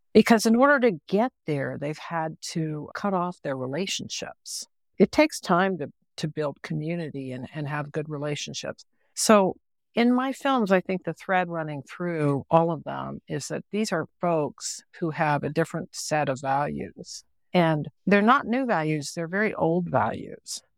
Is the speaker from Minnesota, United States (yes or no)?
no; West Virginia, United States; also born or lived in Chihuahuan Desert; I grew up in West Virginia.